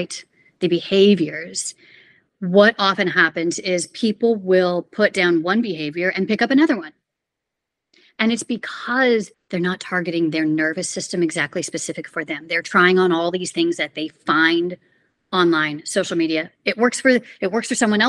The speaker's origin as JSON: {"language": "English", "town": "Houston", "region": "Texas", "country": "United States", "moved": "yes", "said": "I'm originally from Houston, Texas"}